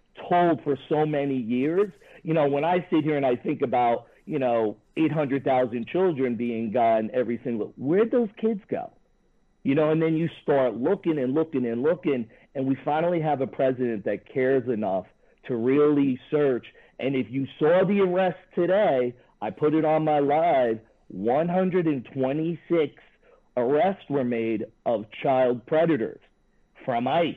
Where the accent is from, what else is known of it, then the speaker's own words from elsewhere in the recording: New York City, New York, United States; I'm originally born and raised in Brooklyn, New York